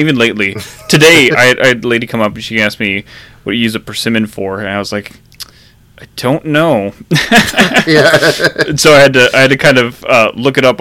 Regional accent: New Orleans, Louisiana, United States; born or raised there; now in Pacific Northwest, United States

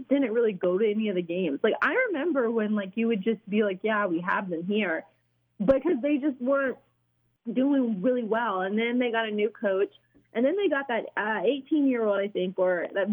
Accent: Raleigh, North Carolina, United States; now in Wichita, United States; I am from North Carolina, so I the Raleigh area

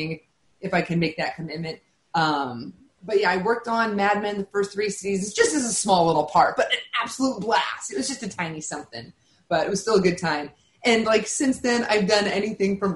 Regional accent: Sacramento, California, United States; moved away as an adult; also born or lived in San Francisco; now in Los Angeles, United States; I'm originally from Sacramento, and when I was there, I studied theater.

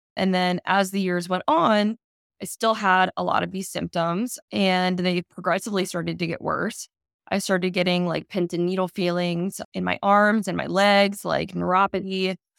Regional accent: Maryland, United States; I grew up in Maryland

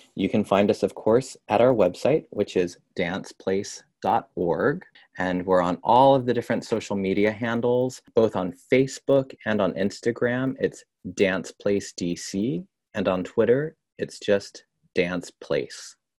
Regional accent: Orange County, Southern California, United States; in Orange County. And that's where I was born, raised, and grew up

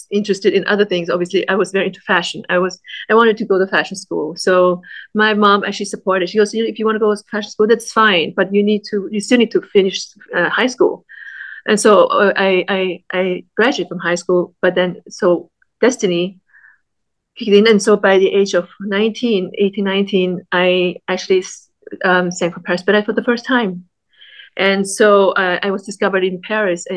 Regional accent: Vienna, Austria; moved away as an adult; also born or lived in Vietnam; now in Los Angeles, United States; Growing up in Austria, we didn't have a lot of friends, Vietnamese friends, and not a lot of opportunities to speak Vietnamese

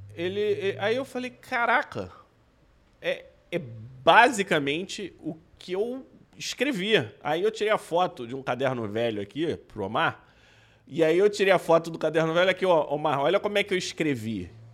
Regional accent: Brazil; eu, que sou médico brasileiro

